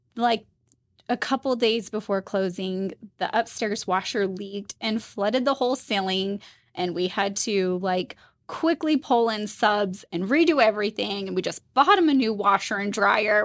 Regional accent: Utah, United States; also born or lived in Tennessee; So I am a native, born and raised Utah.

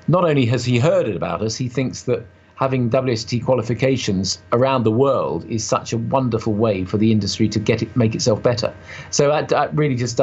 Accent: United Kingdom; to me, being a Brit

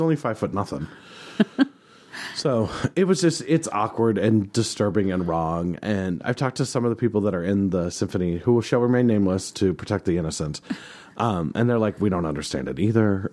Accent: the West, United States; My hometown symphony

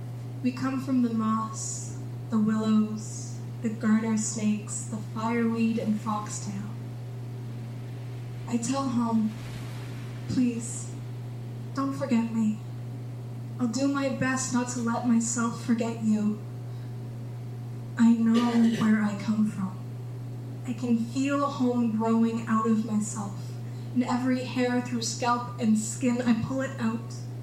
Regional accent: Yellowknife, Northwest Territories, Canada; this poem is called Habitat. I come from Yellowknife and the subarctic, the Athabasca, my mother.

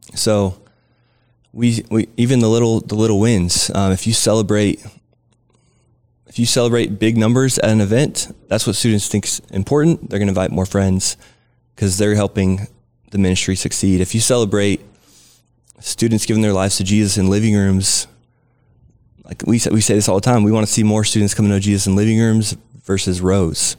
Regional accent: Southern California, United States; now in San Antonio, United States; I grew up in Southern California

